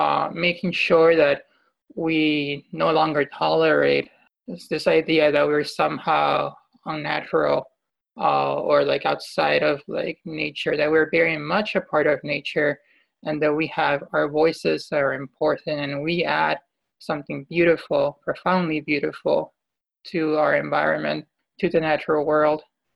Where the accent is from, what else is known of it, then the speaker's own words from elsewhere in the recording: Peru; my home country, Peru